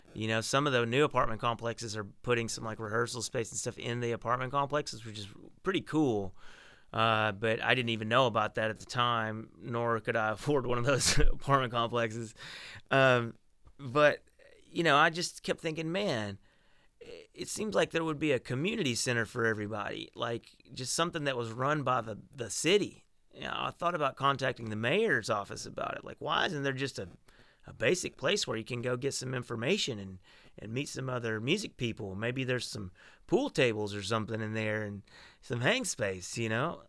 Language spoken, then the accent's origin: English; Arkansas, United States; now in Nashville, United States; I was born in Arkansas in a little rural town. Uh, I grew up riding horses and listening to country music